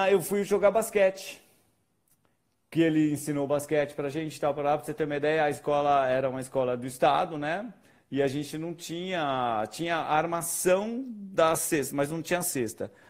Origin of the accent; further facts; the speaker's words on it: Bragança Paulista, São Paulo, Brazil; eu sou de Bragança Paulista, né? Numa cidade aqui do interior de São Paulo.